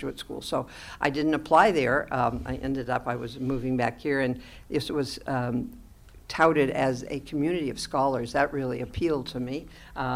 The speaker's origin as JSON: {"language": "English", "region": "Pacific Northwest", "country": "United States", "moved": "yes", "lives_now": "Midwest, United States", "said": "I'm from the Pacific Northwest"}